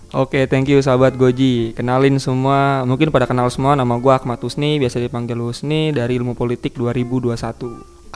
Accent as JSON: {"language": "Indonesian", "region": "Jakarta", "country": "Indonesia", "tie": "born or raised there", "also_born_or_lived": "Jambi", "said": "Gua tinggal di Jaktim ya dari SD lah, gua pindahan. Gua, gua, gua tapi gua kagak asli Jakarta Timur banget. Gua lahir di Jambi gua."}